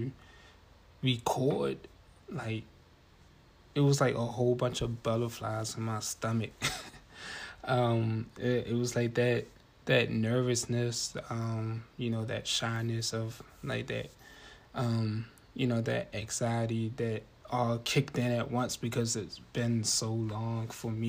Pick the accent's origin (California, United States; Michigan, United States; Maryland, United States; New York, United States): Maryland, United States; Baltimore; I'm from Baltimore